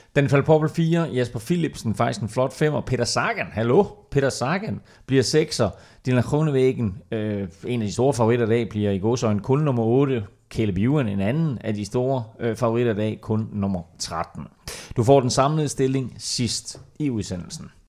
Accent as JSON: {"language": "Danish", "country": "Denmark"}